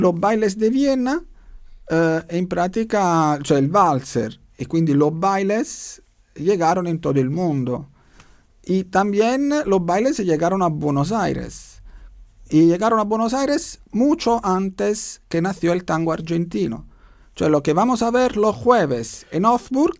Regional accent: Naples, Campania, Italy; Spanish is a second language; moved away as an adult; now in Vienna, Austria; volví en Italia, soy de Italia, volví en Italia a la mi ciudad para ver mi familia

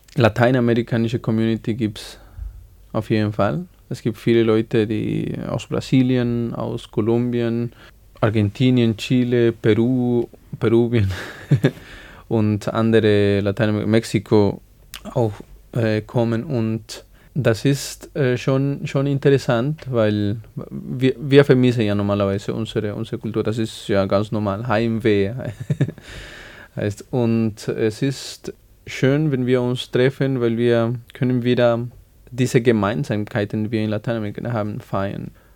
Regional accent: Bolivia; German is a second language; moved away as an adult; now in Salzburg, Austria; ich bin in Bolivien geboren und da habe ich 21 Jahre gelebt.

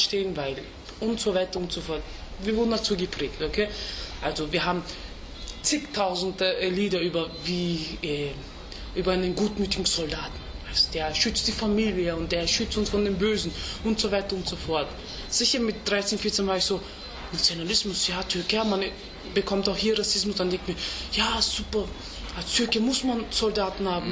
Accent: Vienna, Austria; first language Turkish; German is a second language; ich bin Österreicher mit türkischen Wurzeln

